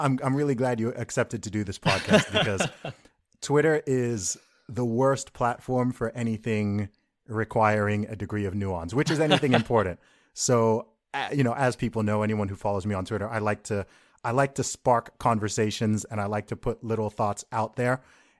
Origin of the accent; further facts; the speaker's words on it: Saudi Arabia; I know, and I grew up in Saudi Arabia. So living in the Middle East, of course, right there.